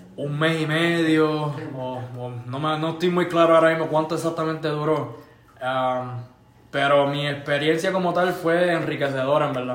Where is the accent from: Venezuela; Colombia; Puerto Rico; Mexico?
Puerto Rico; San Lorenzo; moved away as an adult; now in Alaska, United States; yo soy de San Lorenzo